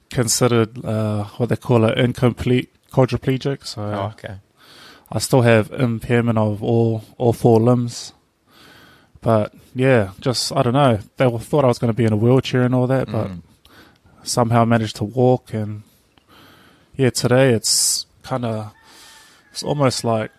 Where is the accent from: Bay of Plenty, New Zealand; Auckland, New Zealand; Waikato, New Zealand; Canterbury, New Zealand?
Auckland, New Zealand; moved away as an adult; also born or lived in Invercargill, New Zealand; now in Cook Islands; growing up in Auckland City